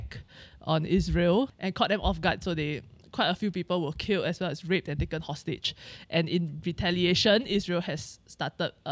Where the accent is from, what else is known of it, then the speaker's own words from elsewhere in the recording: Singapore; as a Singaporean